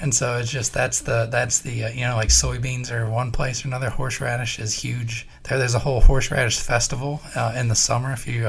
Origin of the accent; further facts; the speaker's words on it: Collinsville, Illinois, United States; moved away as an adult; also born or lived in Massachusetts; But my hometown, it's Collinsville, Illinois. It's got 2 claims to fame. It's the horseradish capital of the world.